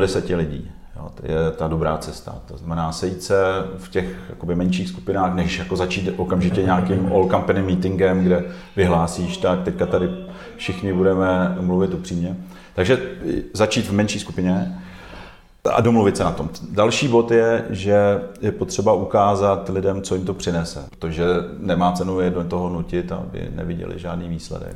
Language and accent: Czech; Zlín, Zlín Region, Czechia; also born or lived in Kroměříž; now in Prague, Czechia; já jsem se narodil v Kroměříži, a pak jsem několik let žil v tehdejším Gotwaldově.